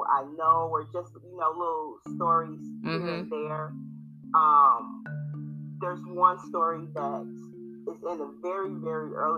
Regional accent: Flint, Michigan, United States; I was born and raised in Flint, Michigan

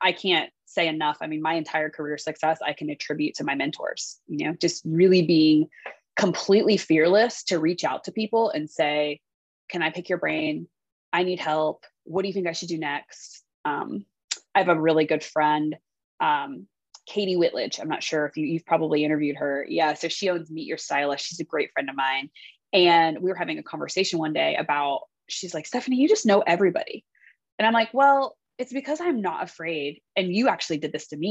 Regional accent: Columbus, Ohio, United States; moved away as an adult; also born or lived in Los Angeles, California; I'm from Columbus, Ohio.

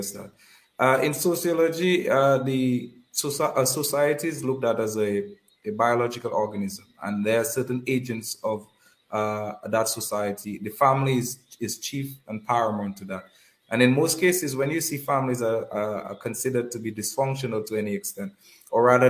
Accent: Kalinago Territory, Saint David, Dominica; Currently, I'm doing that in the Kalinago territory, which is my hometown.

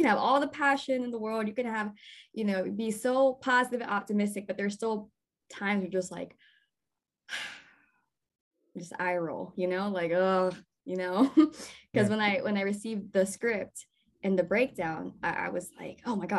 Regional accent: Texas, United States; moved away; I'm not from here. I'm from Texas

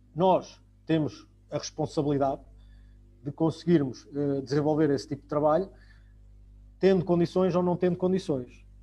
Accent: Portugal; isso faz parte de nós, enquanto portugueses

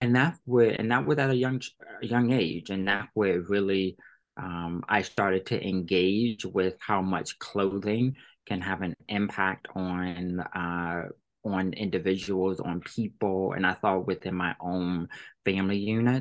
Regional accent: Virginia, United States; moved away; we're both 757

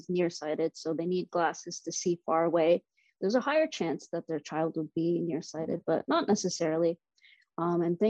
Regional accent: Durham Region, Ontario, Canada; also born or lived in Toronto / Boston; I was born and raised in Durham region.

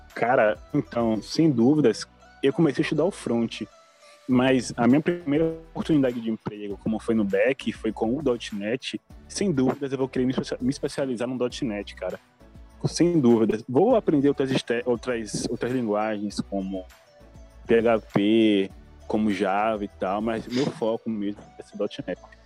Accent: Salvador, Bahia, Brazil; sou brasileiro, sou de Salvador, Bahia

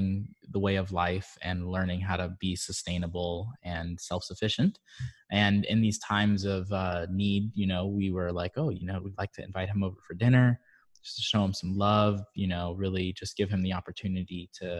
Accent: Barbados; moved away; I'm originally from Barbados

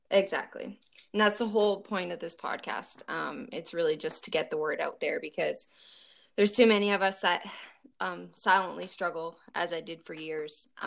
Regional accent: Ontario, Canada; actually, I grew up in Ontario

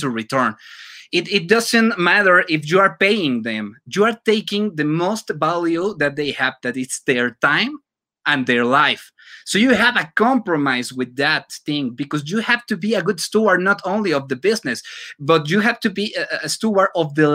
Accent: Mexico City, Mexico; English is a second language; now in Metepec, Mexico; Originally, I'm from Mexico City, but I can proudly say I'm from Metepec, Estado de Mexico.

